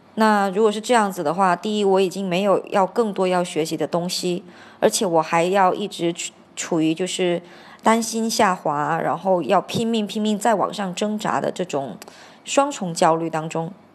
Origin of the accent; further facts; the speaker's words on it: Hainan, China; moved away; also born or lived in Argentina; 我小时候在海南的时候，我们就是在椰子树下的吊床下午睡